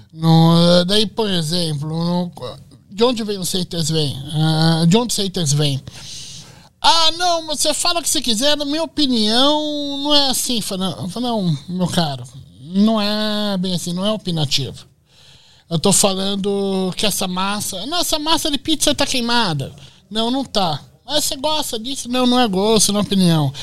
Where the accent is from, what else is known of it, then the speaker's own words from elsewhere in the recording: São Paulo, Brazil; Eu sou do bairro da Lapa, em São Paulo